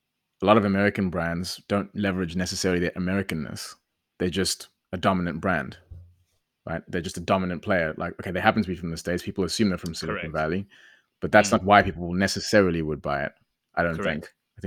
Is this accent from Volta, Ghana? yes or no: no; Accra, Greater Accra, Ghana; And all that matters is that I'm from Accra and I started it here in Accra.